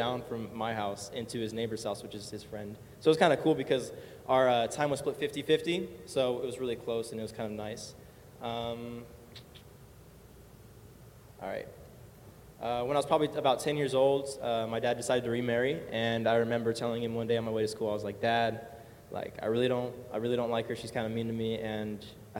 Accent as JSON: {"language": "English", "region": "California", "country": "United States", "tie": "born or raised there", "said": "I was born here in California, born and raised"}